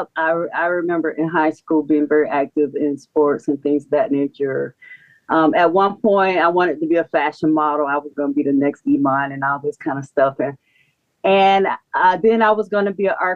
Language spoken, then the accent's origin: English; St. Petersburg, Florida, United States; now in Atlanta, United States; I was born and raised in St. Petersburg